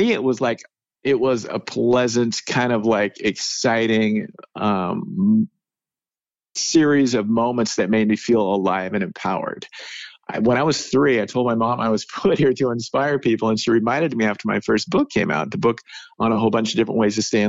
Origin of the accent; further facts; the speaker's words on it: Salem, United States; I grew up in Salem